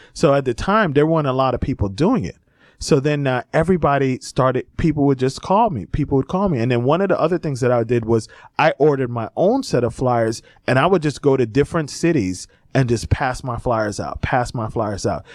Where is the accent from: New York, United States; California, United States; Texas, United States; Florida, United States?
Florida, United States; Miami, Fort Lauderdale area, South; moved away; I grew up in South Florida, in, uh, Miami, uh, Fort Lauderdale area